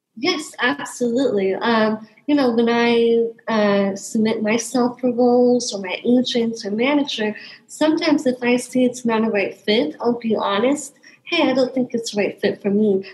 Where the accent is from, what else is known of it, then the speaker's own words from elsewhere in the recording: North Idaho, United States; now in New York City, United States; I am originally from North Idaho